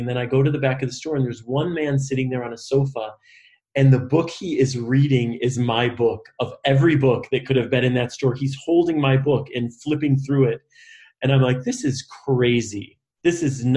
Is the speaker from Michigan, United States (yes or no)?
yes; Michigan, United States; I'm from Michigan